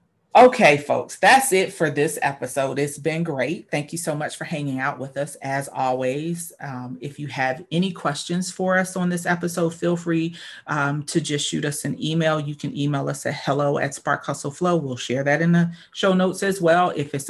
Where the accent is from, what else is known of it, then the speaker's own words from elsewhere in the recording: Northeast, United States; Now, we're from the East Coast, from the Northeast